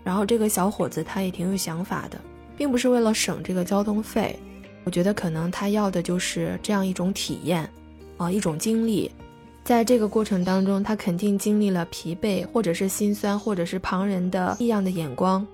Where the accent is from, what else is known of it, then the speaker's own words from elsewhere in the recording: China; now in Shenzhen, China; 我在深圳向你问好